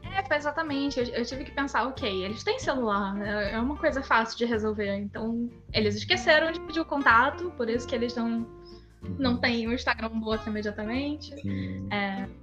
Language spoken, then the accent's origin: Portuguese; Brazil; Eu fazia inglês no Brasil